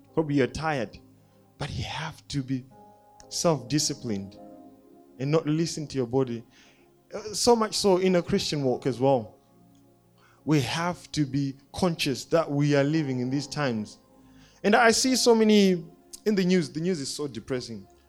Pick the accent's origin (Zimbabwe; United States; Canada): Zimbabwe; I grew up in Zimbabwe